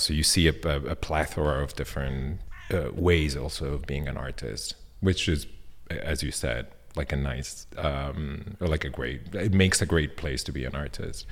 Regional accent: Milan, Lombardy, Italy; English is a second language; now in Berlin, Germany; I grew up in Milan

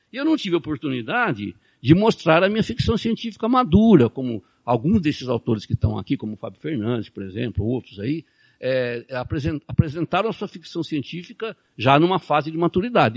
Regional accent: Brazil; a gente é brasileiro

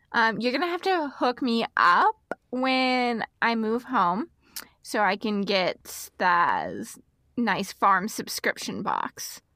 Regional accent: Texas, United States; now in Midwest, United States; we're both from Texas. I live in the Midwest right now

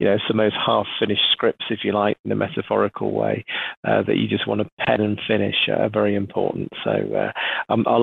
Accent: United Kingdom; being British

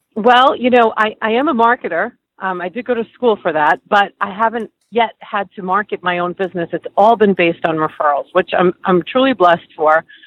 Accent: New York, United States; Both my parents um, worked in hospitals growing up in New York

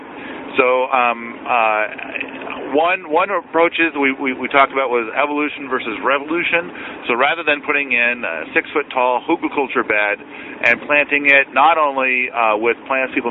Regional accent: United States; as an American

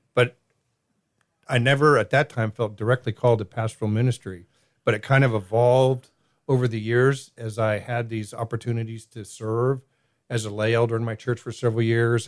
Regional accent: Southern California, United States; now in Greenville, United States; growing up in Southern Cal

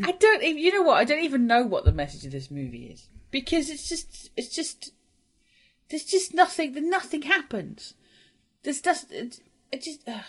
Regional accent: Welsh, Wales, United Kingdom; I'm Welsh

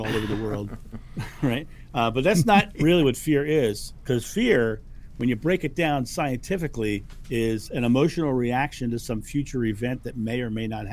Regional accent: Rehoboth Beach, Delaware, United States; I grew up in Rehoboth Beach, Delaware, which is an hour and a half

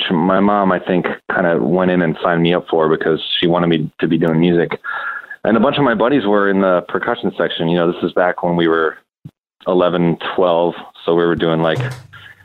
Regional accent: Basking Ridge, New Jersey, United States; also born or lived in Williamsburg, Brooklyn; now in Brooklyn, United States; I was born and raised in Basking Ridge, New Jersey

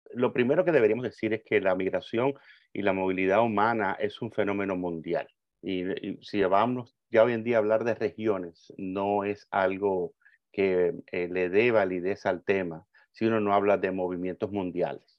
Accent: Cuba; moved away; yo recuerdo cuando pequeño viviendo en Cuba, yo soy cubano, nací en Cuba socialista

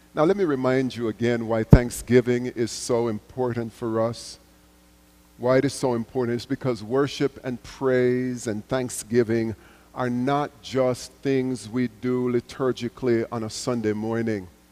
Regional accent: Jamaica; as a little boy growing up in Jamaica, going to church with my mother

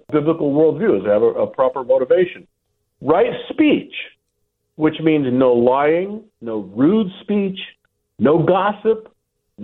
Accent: San Diego, California, United States; I'm from San Diego

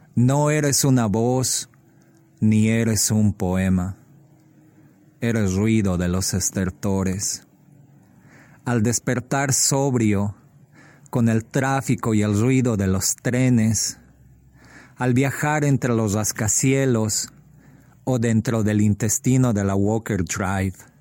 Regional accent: Bolivia; now in Chicago, United States; soy boliviano y vivo en Chicago

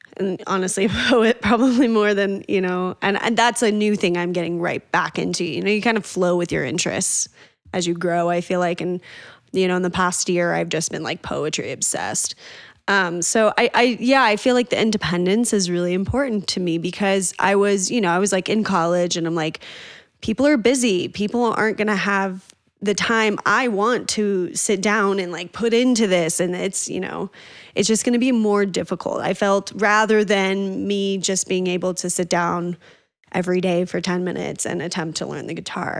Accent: Northern Colorado, United States; also born or lived in Boulder, Colorado / Oregon / Spain; I grew up in Northern Colorado

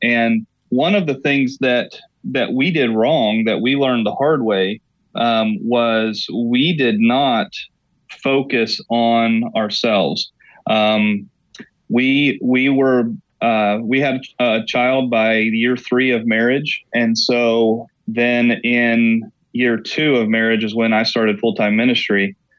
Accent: Oklahoma, United States; now in Elmira, United States; I'm born and raised in Oklahoma, kind of the middle of the Bible Belt

